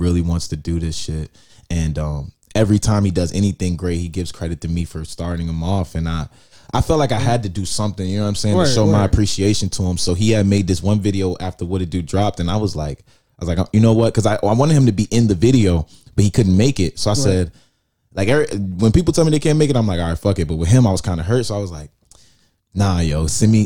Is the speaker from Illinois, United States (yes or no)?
no; New Jersey, United States; I come from Jersey, so it's like that up north shit